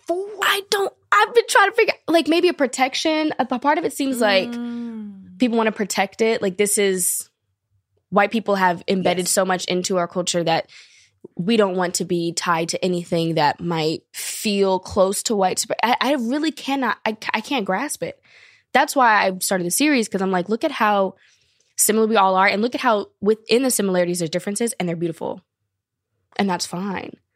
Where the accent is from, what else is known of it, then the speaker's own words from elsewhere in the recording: Long Beach, California, United States; also born or lived in France; I'm from Long Beach, California